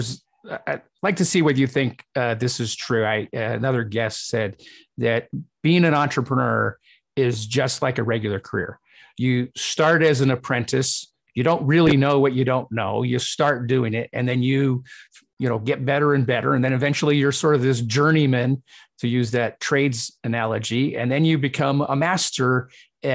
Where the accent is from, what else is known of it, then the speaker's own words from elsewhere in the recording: United States; also born or lived in Britain; I'm American in that I've been raised American